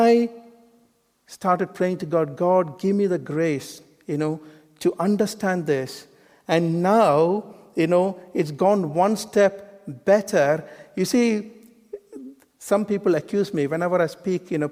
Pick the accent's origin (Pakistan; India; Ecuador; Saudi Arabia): India; moved away; I was born in India, you know, like an Eastern bloke